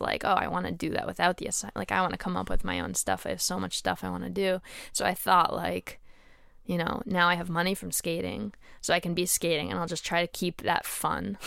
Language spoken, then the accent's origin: English; Connecticut, United States; moved away; also born or lived in Boston; where I grew up in Connecticut